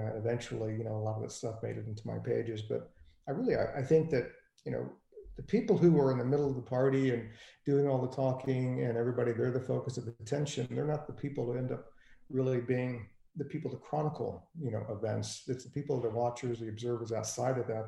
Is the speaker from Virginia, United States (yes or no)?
yes; Richmond, Virginia, United States; I grew up in Richmond, Virginia